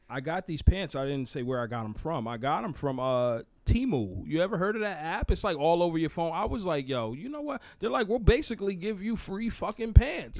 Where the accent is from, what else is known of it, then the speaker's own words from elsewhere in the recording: Newburgh, New York, United States; I'm from Newburgh, New York